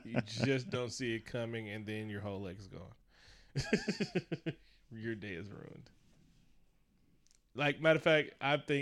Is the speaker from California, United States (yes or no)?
yes; Bay Area, California, United States; I'm from the Bay Area